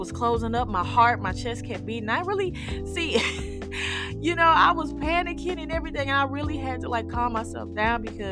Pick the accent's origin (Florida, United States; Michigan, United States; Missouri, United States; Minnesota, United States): Missouri, United States; St. Louis; I'm from St. Louis City